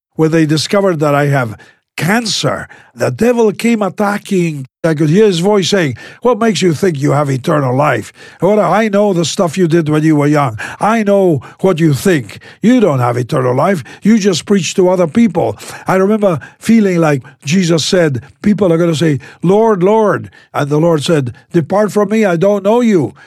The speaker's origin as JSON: {"language": "English", "region": "Buenos Aires", "country": "Argentina", "tie": "born or raised there", "said": "I was born in South America. The southernmost country in South America is Argentina, and I was born in, uh, in the capital city"}